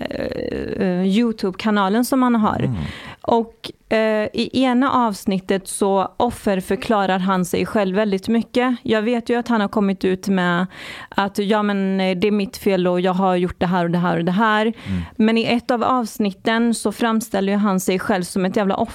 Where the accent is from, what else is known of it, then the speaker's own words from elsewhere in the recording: Iran; Jag är från Iran.